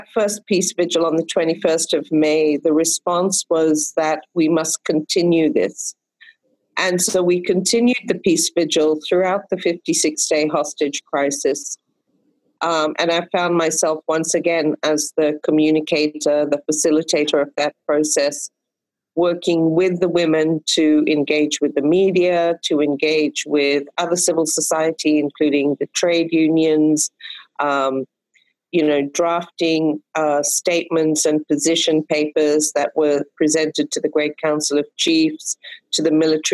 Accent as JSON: {"language": "English", "country": "Fiji", "tie": "born or raised there", "said": "a series of crises and military coups that I've experienced in my home country of Fiji. And 1987, I was 21 years old when we faced our first military coup."}